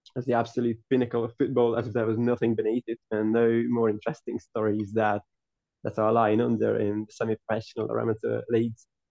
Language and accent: English; Hungary; I'm from Hungary. I was, I was born and raised there